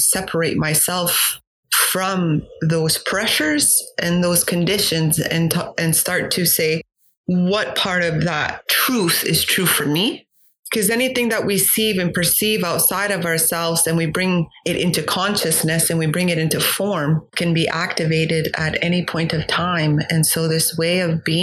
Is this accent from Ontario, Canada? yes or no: no; Kahnawake, Quebec, Canada; moved away; also born or lived in Algonquin territory; from Gahnawage, which is located in the province of Quebec